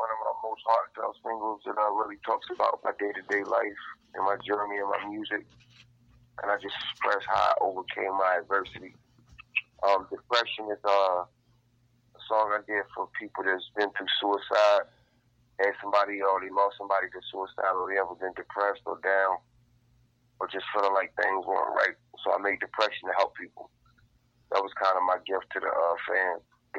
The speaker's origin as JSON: {"language": "English", "town": "Chesapeake", "region": "Virginia", "country": "United States", "said": "Chesapeake, Virginia."}